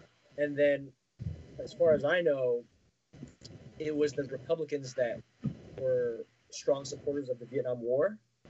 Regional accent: United States; growing up in America here, I think I helped me, my sister, and my younger brother.

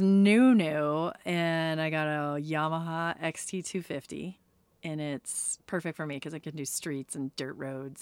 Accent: California, United States; now in Reno, United States; I'm from California originally

